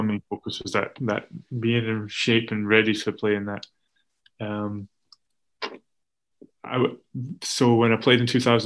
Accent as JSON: {"language": "English", "region": "Scotland", "country": "United Kingdom", "said": "for us as the Scottish players"}